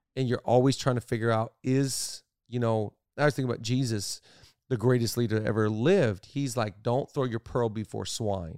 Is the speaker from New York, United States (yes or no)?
no; Seattle, Washington, United States; I'm from Seattle